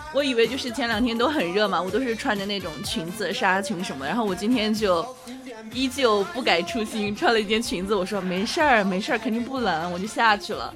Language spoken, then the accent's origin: Chinese; Sichuan, China; 我家乡不是，不是四川的嘛